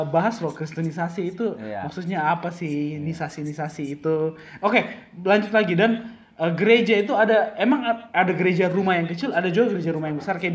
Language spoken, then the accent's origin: Indonesian; South Sulawesi, Indonesia; ada gereja yang kecil maksudnya di kampung gua dari Toraja gereja di kampung nggak ada komunitasnya cuma datang seminggu sekali ya